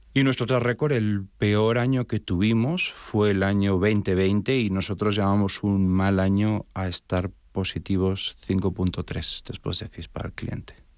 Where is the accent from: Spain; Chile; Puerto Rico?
Spain; now in Miami, United States; realmente soy de origen español, mi acento me delata